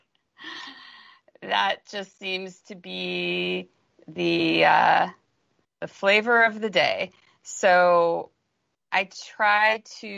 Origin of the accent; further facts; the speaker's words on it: Los Angeles, California, United States; I don't even know if I'm going to be able to stay here, even though that saddens me since this just happens to be my hometown